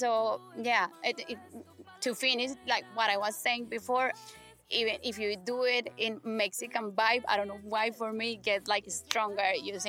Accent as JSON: {"language": "English", "country": "Colombia", "second_language": "English", "said": "I'm from Colombia"}